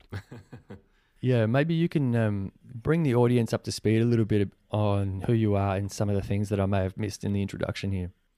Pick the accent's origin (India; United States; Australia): Australia; also born or lived in Venezuela; being born in Venezuela and coming here when I was four, I never fully felt one hundred percent Venezuelan 'cause I grew up here in Australia